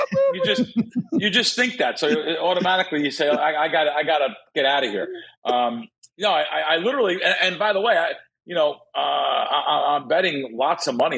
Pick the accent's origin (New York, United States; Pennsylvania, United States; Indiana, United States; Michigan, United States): New York, United States; New York City; moved away; I grew up in the Bronx